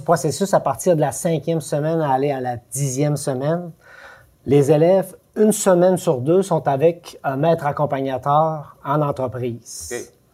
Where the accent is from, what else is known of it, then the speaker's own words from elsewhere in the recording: Quebec, Canada; je viens du Lac-Saint-Jean